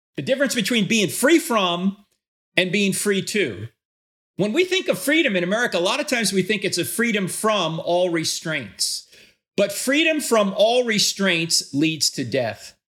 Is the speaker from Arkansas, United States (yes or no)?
no; New Jersey, United States; When I grew up in New Jersey back in the sixties and seventies